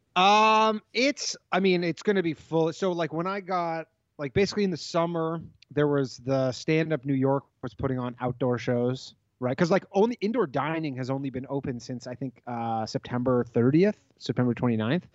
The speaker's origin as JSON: {"language": "English", "town": "Toronto", "region": "Ontario", "country": "Canada", "moved": "yes", "said": "we're both from Toronto"}